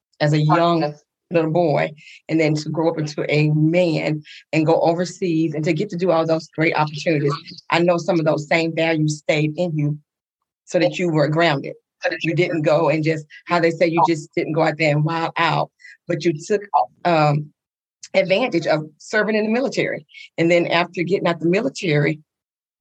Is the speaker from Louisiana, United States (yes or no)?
yes; Coushatta, Louisiana, United States; we grew up in Little Coushatta, Louisiana